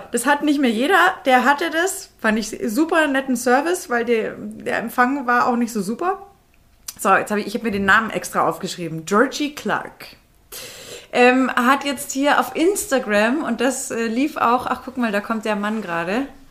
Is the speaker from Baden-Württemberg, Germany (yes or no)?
no; Bavaria, Germany; moved away; wir kommen ja da aus der Grenzregion unten